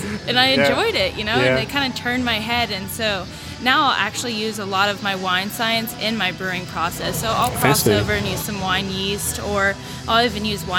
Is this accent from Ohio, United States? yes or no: no; Tavares, Florida, United States; moved away as an adult; also born or lived in Pensacola, Florida / California / Australia; now in Gulfport, United States; I grew up in a small town called Tavares, known as Lake County